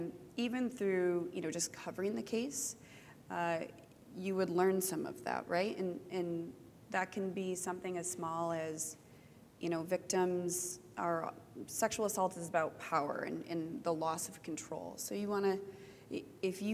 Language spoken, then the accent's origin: English; United States; also born or lived in Michigan; I'm an American, and I live in Michigan.